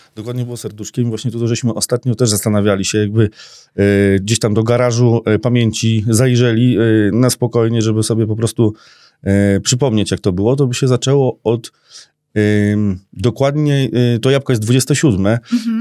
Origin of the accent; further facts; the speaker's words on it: Skierniewice, Łódź Voivodeship, Poland; ja się urodziłem w Skierniewicach tu jestem